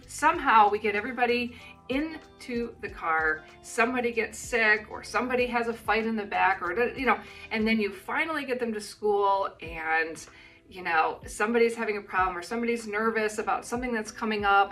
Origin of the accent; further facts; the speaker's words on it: United States; now in New Zealand; living in New Zealand as an American